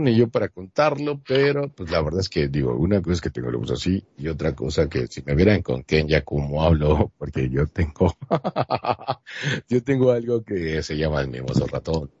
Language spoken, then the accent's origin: Spanish; Monterrey, Nuevo León, Mexico; yo soy de Monterrey, Nuevo León, México